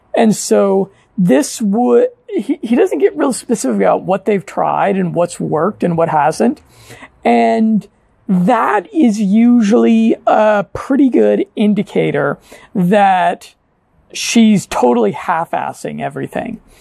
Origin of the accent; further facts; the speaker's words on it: United States; moved away; half the guys and gals that I grew up with in America